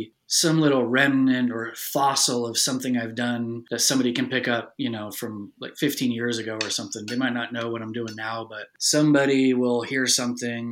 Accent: Humboldt County, California, United States; moved away; also born or lived in Santa Cruz, California; my hometown of like Humboldt County

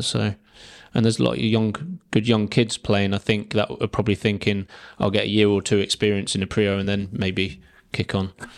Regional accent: Guernsey; I'm from Guernsey, um, family from Guernsey, grandparents from Guernsey

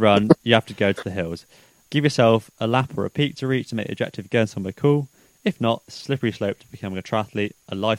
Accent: New Forest, South East England, United Kingdom; I grew up in the New Forest

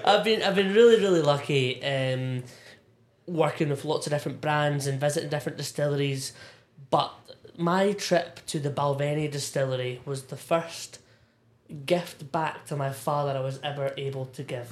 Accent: Irvine, Scotland, United Kingdom; also born or lived in East Linton; being from from Irvine, born born and raised in Irvine, North Ayrshire

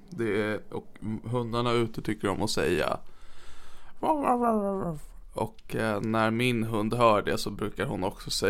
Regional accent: Norrland, Sweden; accent: Norrland; jag kan ju läsa den i min norrländska här i podden så att folk hör vad innehållet är.

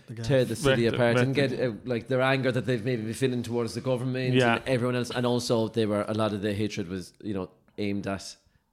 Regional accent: Ireland; accent: Irish; also born or lived in London; people's faces would light up when they'd hear my accent.

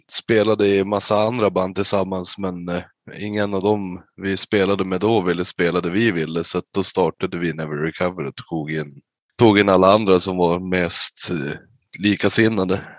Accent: Umeå, Västerbotten County, Sweden; Ja, vi härstammar från Umeå.

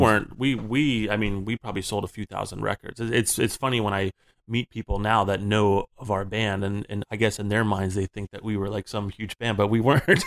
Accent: Florida, United States; moved away; growing up in Florida, I started playing in, like, hair metal bands

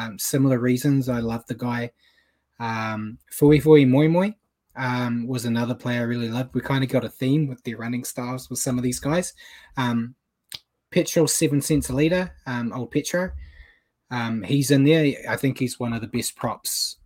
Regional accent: Auckland, New Zealand; we come from Manurewa

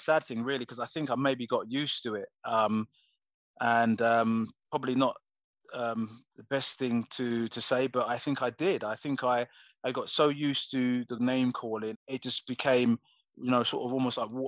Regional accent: Coventry, West Midlands, United Kingdom; I was from Coventry originally

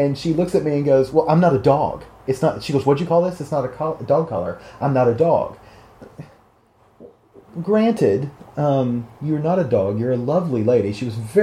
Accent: the South, United States; I am from the South

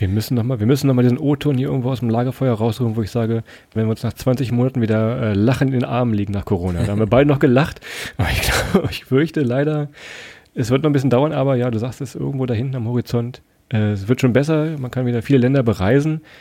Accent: Rhineland-Palatinate, Germany; Wir sind ja auch äh, aus Rheinland-Pfalz

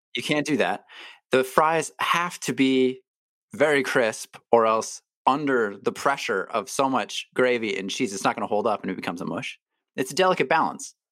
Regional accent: Toronto, Ontario, Canada; growing up in Toronto, poutine was, like, around

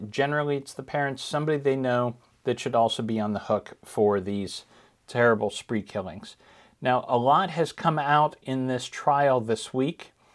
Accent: Ohio, United States; my home state, Ohio

